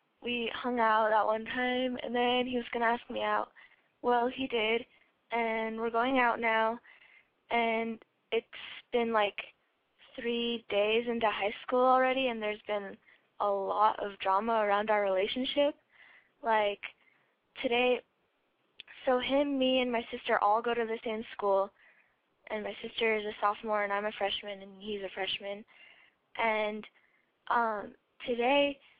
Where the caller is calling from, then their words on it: Colorado, United States; I'm from Colorado, and I am 14.